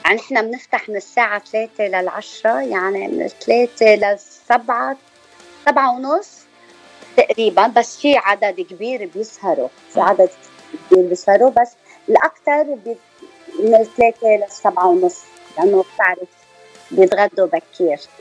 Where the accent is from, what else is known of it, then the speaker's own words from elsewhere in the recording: Zahle, Beqaa, Lebanon; moved away as an adult; now in North Hollywood, United States; نحن من لبنان وتحديدا من زحلة أنا وجوزي من زحلة اثنيناتنا